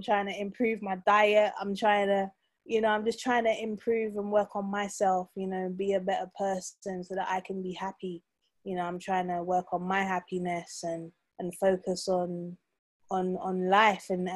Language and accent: English; London, United Kingdom; I'm a Londoner. Nah. I'm a South Londoner.